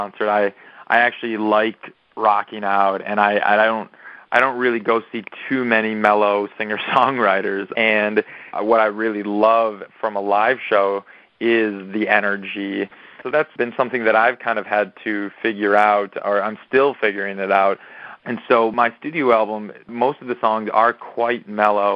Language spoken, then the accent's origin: English; Madison, Wisconsin, United States; moved away as an adult; also born or lived in Minneapolis, Minnesota; now in Los Angeles, United States; I grew up in Wisconsin and in Madison, with where my parents still live